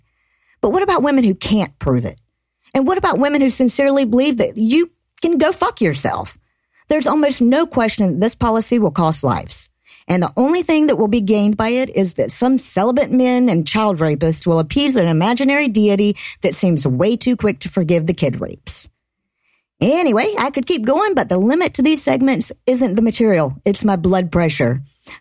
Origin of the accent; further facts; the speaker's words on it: Georgia, United States; I grew up in Georgia. I spent most of my life here.